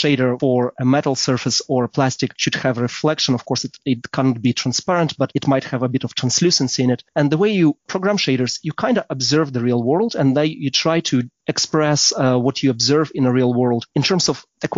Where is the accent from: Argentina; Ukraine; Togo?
Ukraine; Kyiv; also born or lived in London; now in Berlin, Germany; I'm from Kyiv, Ukraine originally